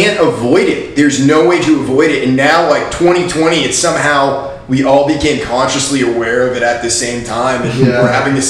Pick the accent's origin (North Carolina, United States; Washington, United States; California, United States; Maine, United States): Maine, United States; also born or lived in Florida; now in Nashville, United States; I grew up in Maine. It's cold and it's snowy, and there's not a lot going on. There's like a million people in the entire state, and it's a huge state.